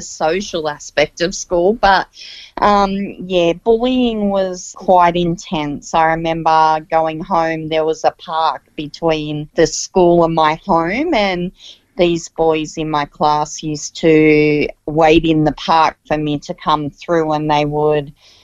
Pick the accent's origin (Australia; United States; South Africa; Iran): Australia; Central Coast, New South Wales; I was actually born and raised on the Central Coast, a great part of the earth